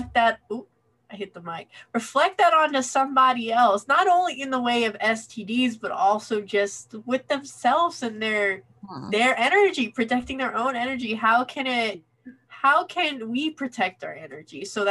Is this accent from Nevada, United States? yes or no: yes; Las Vegas, Nevada, United States; We're from Vegas